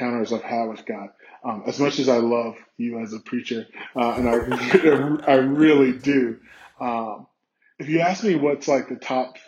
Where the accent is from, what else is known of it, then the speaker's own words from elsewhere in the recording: South Carolina, United States; moved away as an adult; also born or lived in Indiana / Colorado; now in New York, United States; I'm from South Carolina originally